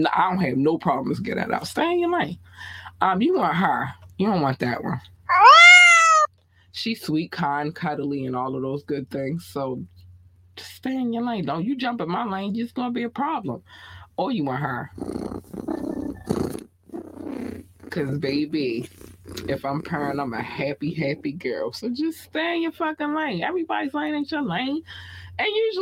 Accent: Baltimore, Maryland, United States; accent: Baltimore; my Baltimore accent

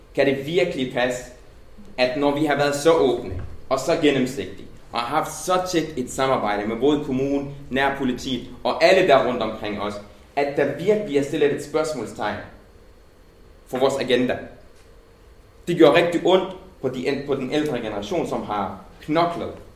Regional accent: Denmark; jeg er nærmest født i Danmark, øh, fået min gymnasielle uddannelse og min folkeskole og mit universitetsuddannelse på danske folkeskoler og gymnasier

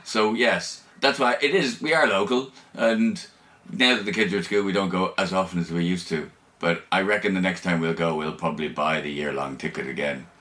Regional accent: Ireland; I'm Irish

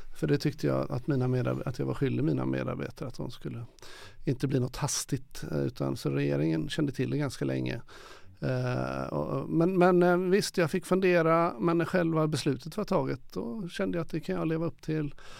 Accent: Gothenburg, Västra Götaland, Sweden; när jag var ung i Göteborg på 60-70-talet

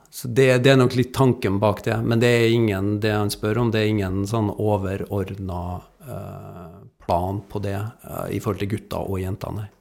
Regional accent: Trondheim, Trøndelag, Norway; moved away; jeg kommer jo fra Trondheim. jeg er oppvokst ikke langt ifra Lerkendal.

